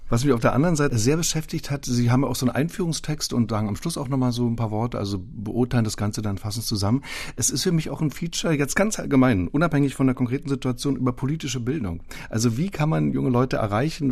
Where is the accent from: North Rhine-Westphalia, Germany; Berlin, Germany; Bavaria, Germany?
Berlin, Germany; Ich selbst bin 1960 geboren im Ostteil der Stadt